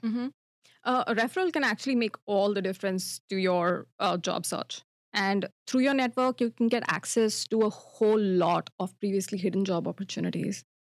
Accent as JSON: {"language": "English", "country": "India", "moved": "as an adult", "lives_now": "Toronto, Canada", "said": "my home country, India"}